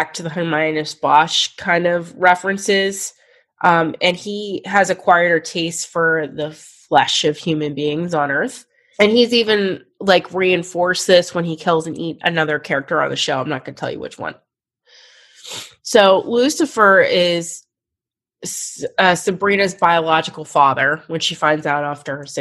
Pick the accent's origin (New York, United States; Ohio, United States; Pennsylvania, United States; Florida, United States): Pennsylvania, United States; Pittsburgh; I'm just from Pittsburgh